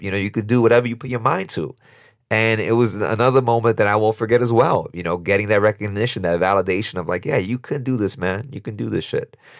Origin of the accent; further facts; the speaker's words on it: New York City, New York, United States; this kid born and raised in Brooklyn, New York, in East New York, um, to immigrant parents from Dominican Republic, humble beginnings.